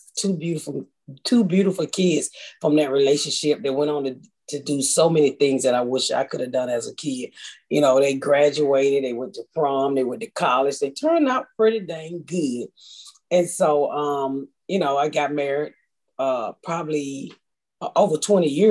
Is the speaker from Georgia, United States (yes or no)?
yes; Atlanta, Georgia, United States; I grew up in the inner city of Atlanta, very poor